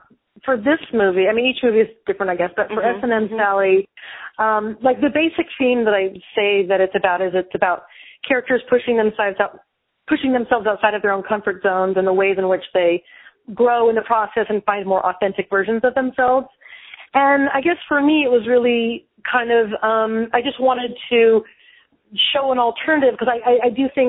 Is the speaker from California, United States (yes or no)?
yes; California, United States; My family actually, even though I'm from California, they now live in southern Missouri.